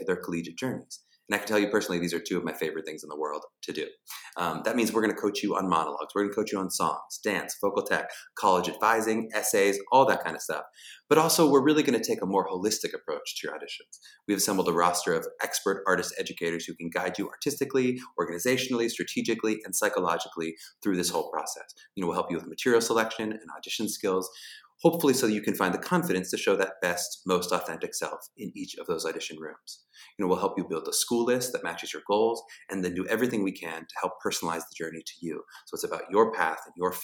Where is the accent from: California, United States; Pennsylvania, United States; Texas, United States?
Pennsylvania, United States; Pittsburgh; I'm from Pittsburgh, Pennsylvania.